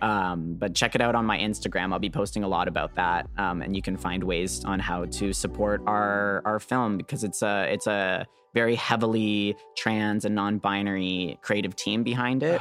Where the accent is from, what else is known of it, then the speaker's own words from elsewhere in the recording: Canada; I'm a Canadian